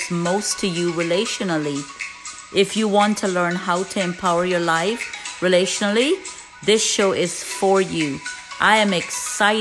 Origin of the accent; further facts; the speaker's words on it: Guyana; moved away as an adult; now in United States; I am originally from Guyana, South America. Came here when I was barely 19